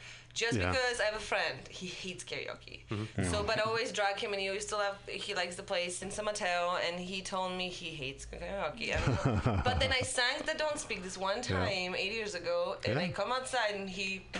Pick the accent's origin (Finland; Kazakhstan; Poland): Poland; English is a second language; moved away as an adult; now in United States; I'm from Poland.